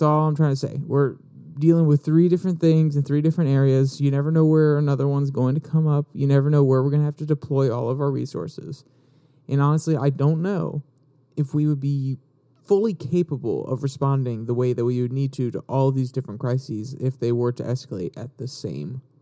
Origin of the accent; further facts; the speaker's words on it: United States; as an American